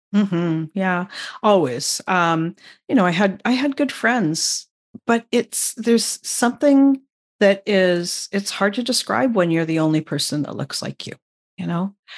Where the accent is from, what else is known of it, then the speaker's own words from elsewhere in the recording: Vancouver, British Columbia, Canada; I'm Canadian, um, and I grew up just outside of Vancouver, um, and that's where I still live.